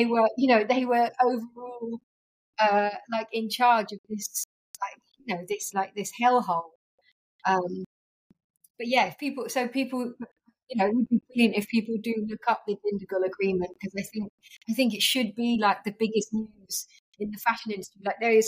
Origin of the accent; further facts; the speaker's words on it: United Kingdom; as like a British woman